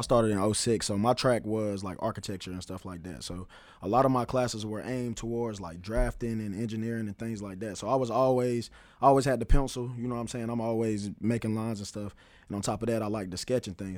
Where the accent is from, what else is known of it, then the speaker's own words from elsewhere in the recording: Greensboro, North Carolina, United States; moved away as an adult; now in Charlotte, United States; I'm originally from Greensboro, North Carolina.